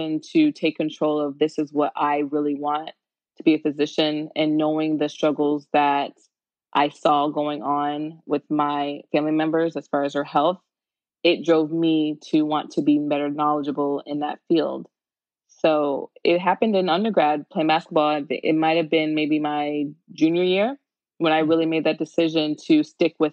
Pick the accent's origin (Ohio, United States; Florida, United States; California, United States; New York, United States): Florida, United States; Tampa; I am from the Tampa Bay area, and I went to high school in Tampa.